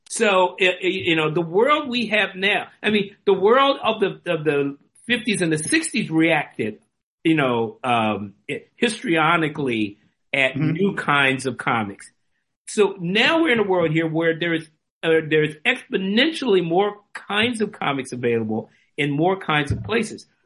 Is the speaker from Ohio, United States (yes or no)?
no; Washington, District of Columbia, United States; I grew up in Washington DC, a city that was 70% black.